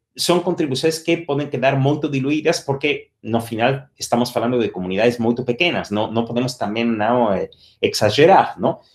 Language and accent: Spanish; Spain; moved away; soy español de nacimiento